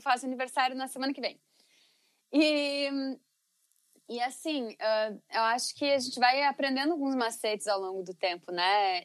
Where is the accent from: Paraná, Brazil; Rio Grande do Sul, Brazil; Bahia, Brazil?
Rio Grande do Sul, Brazil; Teutônia; Eu vim de uma cidade, na cidade de Teutônia, no Vale do Taquari